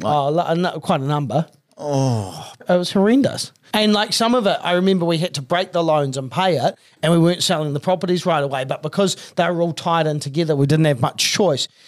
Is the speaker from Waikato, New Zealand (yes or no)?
no; Christchurch, Canterbury, New Zealand; I was from Christchurch.